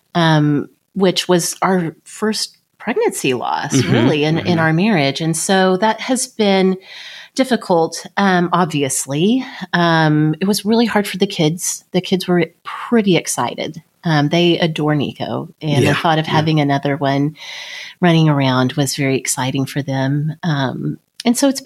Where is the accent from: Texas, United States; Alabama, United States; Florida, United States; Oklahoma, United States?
Oklahoma, United States; growing up in Oklahoma with abstinence sex education here